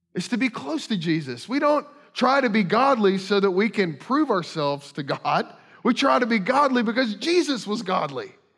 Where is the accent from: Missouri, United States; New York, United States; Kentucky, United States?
Kentucky, United States; moved away; I grew up in Kentucky